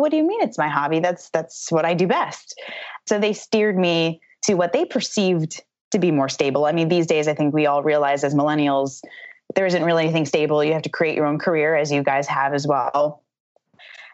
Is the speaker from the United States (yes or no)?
yes; Thornwood, New York, United States; I grew up in Thornwood, New York, which is a little hamlet of Mount Pleasant in Westchester County